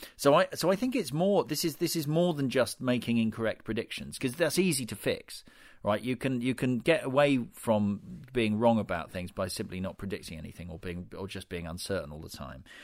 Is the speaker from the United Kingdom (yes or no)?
yes; United Kingdom; Being British